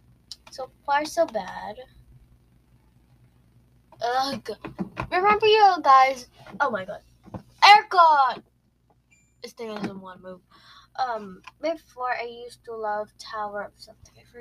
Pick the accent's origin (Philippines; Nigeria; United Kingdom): Philippines; I'm a Filipino. I don't seem like one, but I am one.